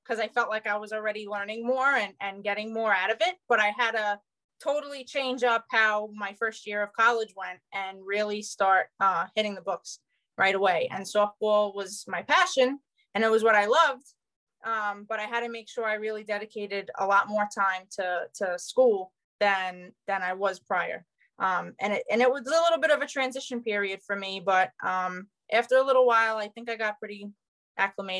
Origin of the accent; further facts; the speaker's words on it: New York City, New York, United States; I technically Staten Island is one of the 5 boroughs